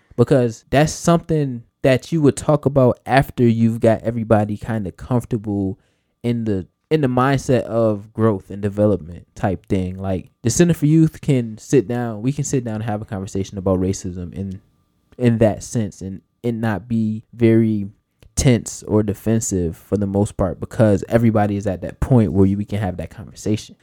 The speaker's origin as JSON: {"language": "English", "country": "United States", "said": "as Americans"}